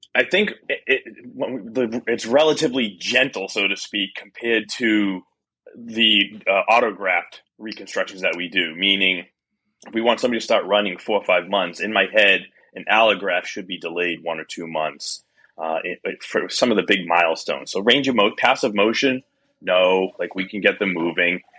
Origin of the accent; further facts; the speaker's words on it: Boston, Massachusetts, United States; as a Bostonian